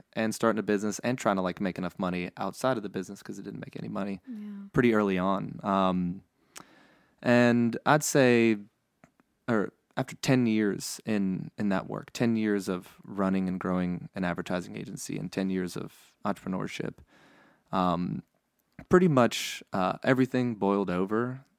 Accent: Baton Rouge, Louisiana, United States; also born or lived in New Orleans; I was born and raised here in Louisiana and in Baton Rouge, or born in New Orleans actually.

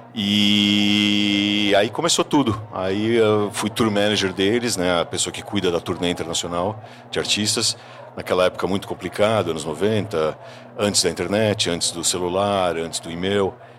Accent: São Paulo, Brazil; Eu sou paulista, eu nasci e cresci em São Paulo

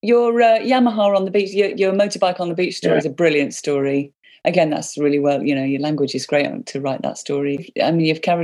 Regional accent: hometown of Slade, West Midlands, United Kingdom; they're from my hometown, Rod.

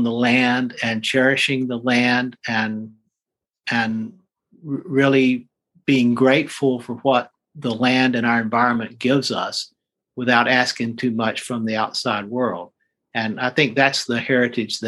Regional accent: Randolph County, North Carolina, United States; I was born in Randolph County, North Carolina

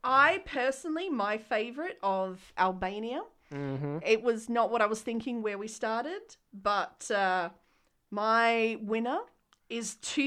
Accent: Australia; I'm Australian.

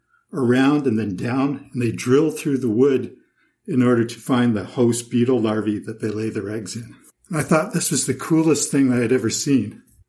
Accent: Toronto, Ontario, Canada; I grew up in Toronto, Canada

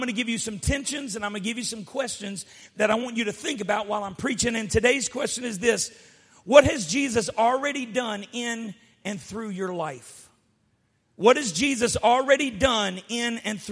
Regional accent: United States; I grew up in the United States

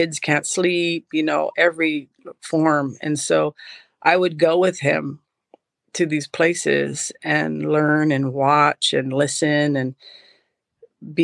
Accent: Hawaii, United States; I was born in Hawaii

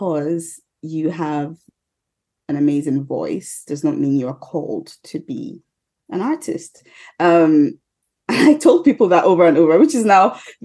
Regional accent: Nigeria; I'm a Nigerian

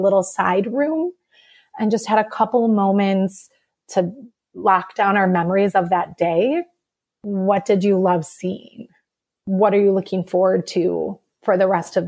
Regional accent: Madison, Wisconsin, United States; I'm from Madison, Wisconsin

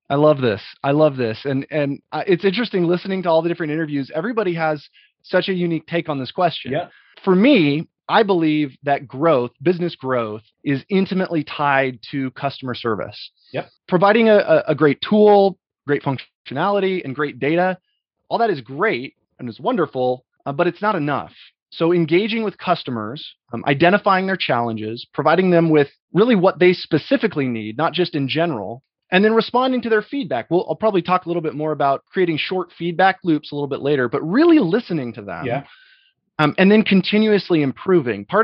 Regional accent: Boise, Idaho, United States; moved away; Originally, I'm from Boise, Idaho.

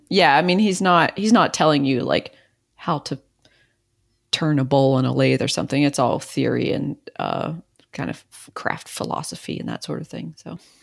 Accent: East Coast, United States; I'm from the East Coast

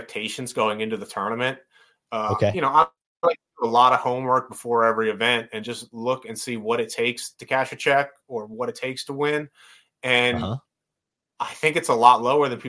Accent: Northeast, United States; I grew up in the Northeast

